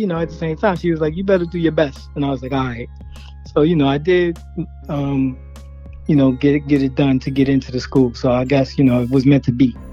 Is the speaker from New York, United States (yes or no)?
yes; New York City, New York, United States; I grew up in Bed-Stuy, Brooklyn. Was born Marcy